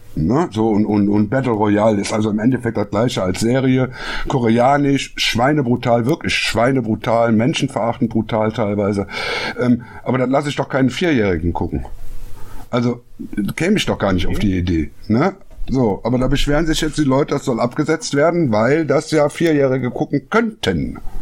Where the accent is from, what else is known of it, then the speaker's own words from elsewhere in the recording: Düsseldorf, North Rhine-Westphalia, Germany; als Düsseldorfer